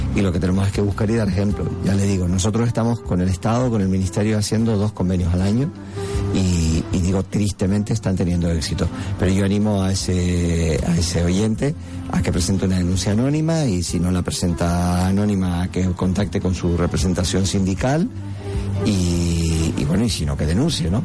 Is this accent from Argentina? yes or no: no; San Cristóbal de La Laguna, Canary Islands, Spain; yo soy de La Laguna